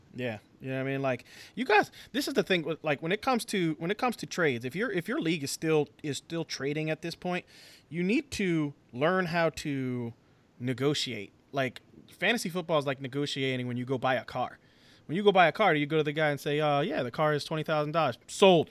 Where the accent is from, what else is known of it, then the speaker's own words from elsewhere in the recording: New Jersey, United States; we're from Jersey